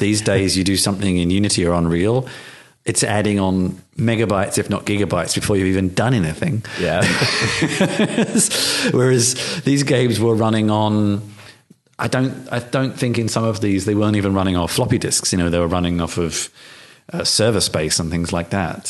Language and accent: English; United Kingdom; I grew up in the UK